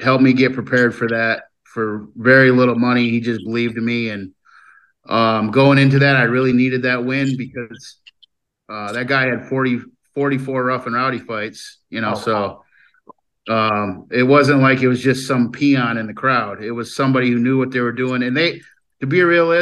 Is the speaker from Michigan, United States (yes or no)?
yes; Lansing, Michigan, United States; I was just a poor kid growing up in Lansing, Michigan